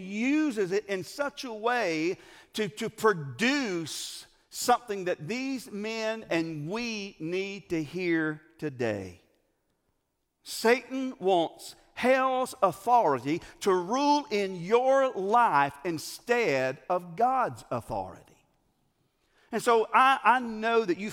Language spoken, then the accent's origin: English; Greer, South Carolina, United States; I'm from Greer, or Grr